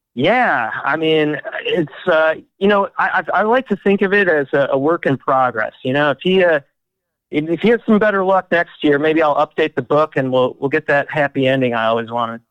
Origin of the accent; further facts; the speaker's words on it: Detroit, Michigan, United States; I grew up in Detroit